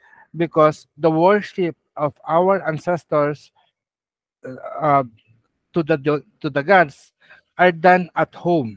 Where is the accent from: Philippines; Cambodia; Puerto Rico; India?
Philippines; as a Filipino, indigenous one